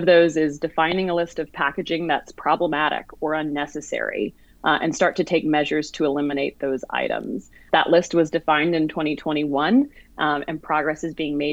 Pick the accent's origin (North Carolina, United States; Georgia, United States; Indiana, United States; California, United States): Georgia, United States; Atlanta; Atlanta, my hometown